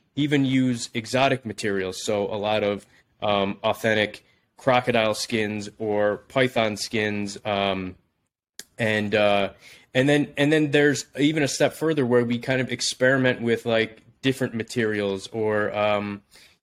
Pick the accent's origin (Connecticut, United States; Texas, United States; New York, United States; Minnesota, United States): New York, United States; Buffalo; moved away as an adult; also born or lived in Los Angeles; I'm actually back in my hometown of Buffalo, New York now